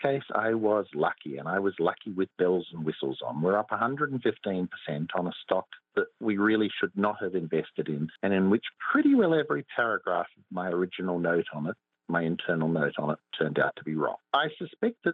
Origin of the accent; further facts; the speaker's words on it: Australia; I come from Australia